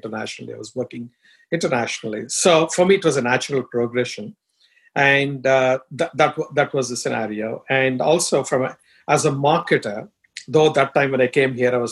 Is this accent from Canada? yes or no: no; India; first language Telugu; English is a second language; moved away as an adult; also born or lived in Dubai; now in United States; I'm from India, as you can tell from my accent and looks